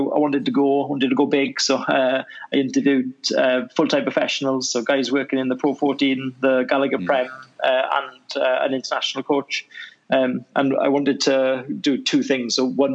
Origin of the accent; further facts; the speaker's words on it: Wales, United Kingdom; I was in an area where right on the border of Swansea and Llanelli.